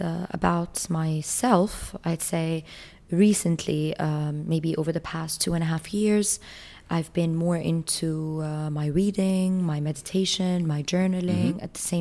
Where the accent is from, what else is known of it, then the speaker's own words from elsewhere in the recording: Jordan; back in my hometown in Jordan